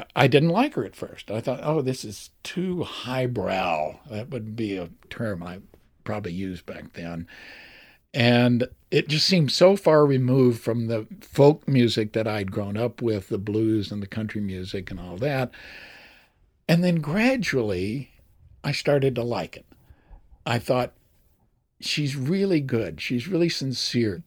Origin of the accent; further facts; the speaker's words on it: Port Arthur, Texas, United States; I was from Port Arthur, Texas, which was right next to, to Beaumont